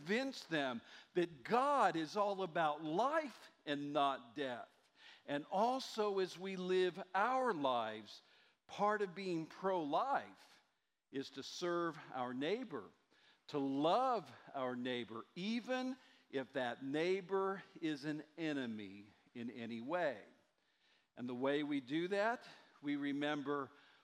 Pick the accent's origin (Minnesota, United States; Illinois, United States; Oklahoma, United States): Oklahoma, United States; Muskogee; moved away; my hometown of Muskogee, Oklahoma